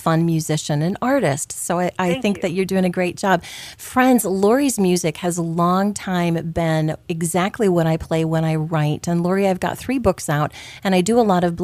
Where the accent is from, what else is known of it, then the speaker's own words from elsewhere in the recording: Clarinda, Iowa, United States; I'm from Clarinda, Iowa